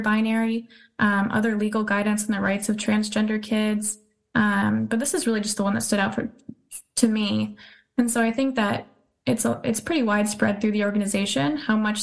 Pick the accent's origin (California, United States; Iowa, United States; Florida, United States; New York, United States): California, United States; I'm from California